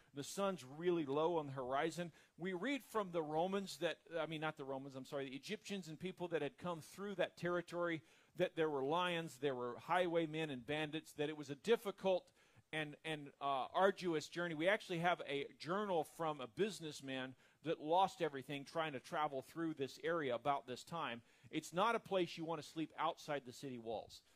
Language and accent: English; the South, United States; I'm from the South